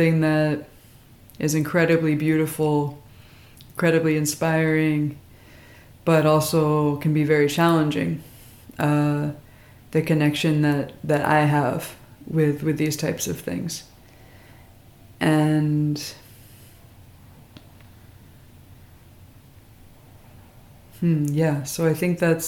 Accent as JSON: {"language": "English", "town": "Philadelphia", "region": "Pennsylvania", "country": "United States", "tie": "born or raised there", "also_born_or_lived": "Norristown, Pennsylvania", "said": "I grew up in Philadelphia, as well as in the suburbs."}